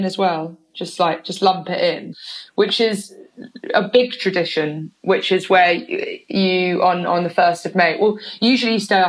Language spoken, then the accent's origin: English; Oxford, South East England, United Kingdom; also born or lived in London / Bristol; I grew up half in London, half in Oxford. Right. Moved to Oxford when I was about eight or something.